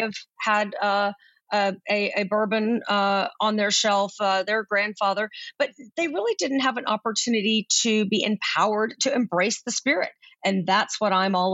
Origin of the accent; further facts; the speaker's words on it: Central Texas, United States; also born or lived in North Carolina; I grew up in Central Texas